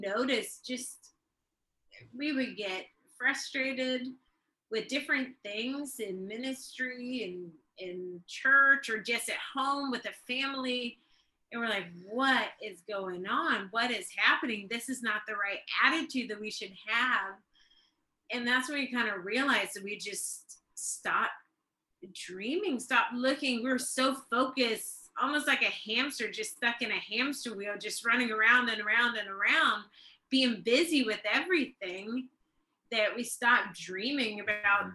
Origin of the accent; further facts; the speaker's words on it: Sweden; also born or lived in Tulsa, Oklahoma, United States; now in Norway; I'm actually born in Tulsa, Oklahoma when my dad uh, went to Ramus, My dad's from the US and my mom's from Sweden, but I've grown up most of my life in Sweden, Europe